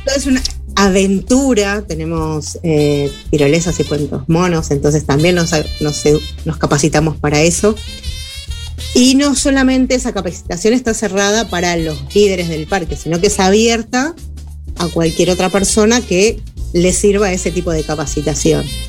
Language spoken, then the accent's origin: Spanish; Buenos Aires, Argentina; moved away as an adult; now in Uruguay; yo vivía en Buenos Aires, soy argentina